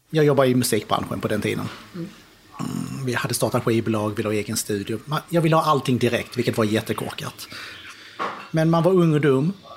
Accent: Skåne, Sweden; also born or lived in Kristianstad / United States; Ja, jag är född nere i Skåne, på Kristianstad BB. Uh, uppväxt i Sverige, nere i Skåne, nästan hela uppväxten utom två och ett halvt år som jag gick i skola i USA

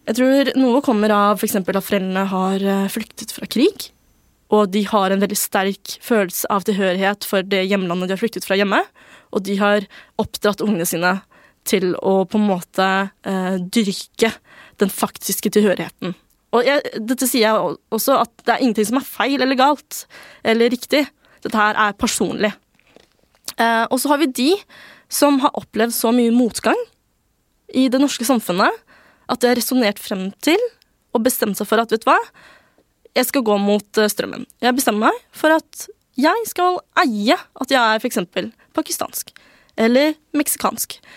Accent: Norway; Det er ikke noe bedre å være norsk enn kinesisk. Det er bare noe vi er født med.

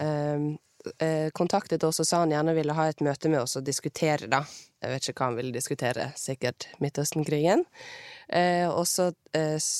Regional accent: Bergen, Vestland, Norway; accent: Bergensk with rolled r; har jeg rulle-r. Men jeg snakker egentlig bergensk, men med rulle-r.

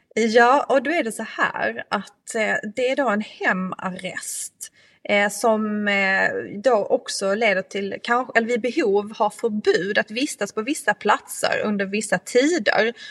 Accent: Skåne, Sweden; min hembygd från Österlen

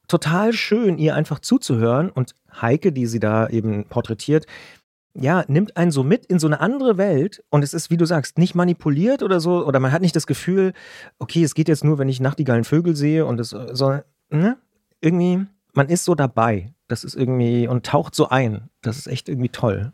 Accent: Potsdam, Brandenburg, Germany; ich bin auch in Potsdam geboren

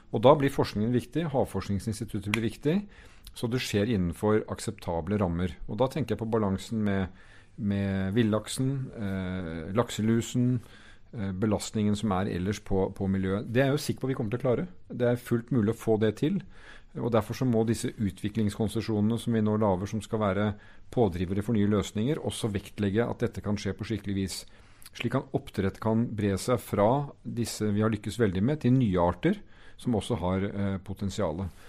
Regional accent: Norway; hvem vi er som nordmenn

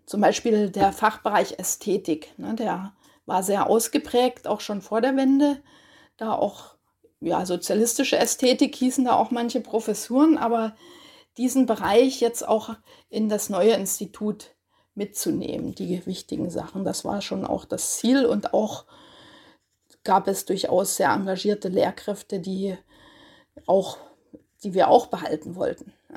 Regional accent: Görlitz, Saxony, Germany; moved away as an adult; also born or lived in Leipzig; now in Heidelberg, Germany; ich komme aus Görlitz

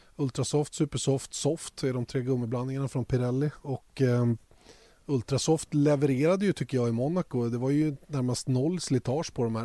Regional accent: Sweden; Eftersom vi är svenskar

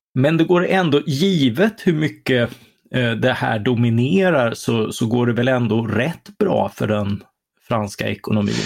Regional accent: Karlskrona, Blekinge, Sweden; vi, vi är ju från Karlskrona.

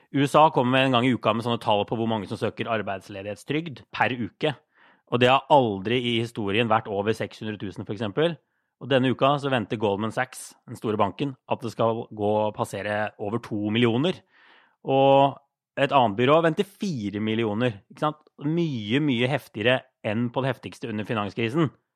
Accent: Drammen, Buskerud, Norway; moved away as an adult; also born or lived in Brussels / New York; now in Brooklyn, United States; i Drammen, der jeg er fra

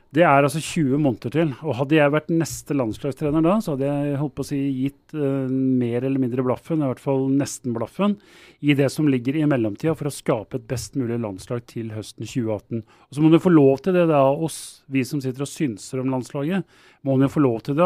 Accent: Oslo, Norway; jeg er fra Groruddalen, og der eh, dyrker vi outsidere

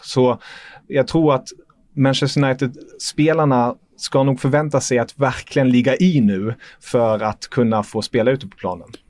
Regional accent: Germany; moved away; som tyskar

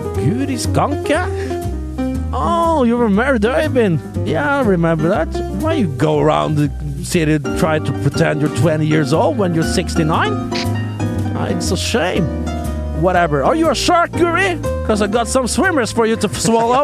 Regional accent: Western Norway, Norway; moved away; jeg skal være hjemme på Vestlandet

